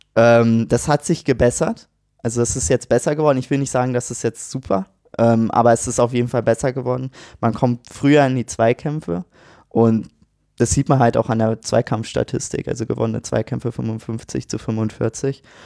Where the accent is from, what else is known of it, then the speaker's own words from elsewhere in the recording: Kremmen, Brandenburg, Germany; also born or lived in Berlin; now in Heidelberg, Germany; Ich komme äh, ursprünglich aus Brandenburg, bin geboren in Berlin, sogar in Charlottenburg